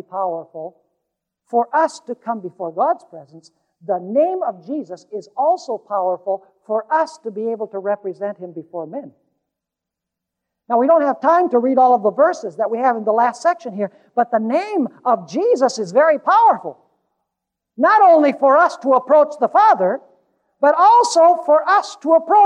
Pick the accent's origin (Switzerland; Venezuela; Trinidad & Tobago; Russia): Venezuela; Caracas, Capital District; I was growing up in Caracas, Venezuela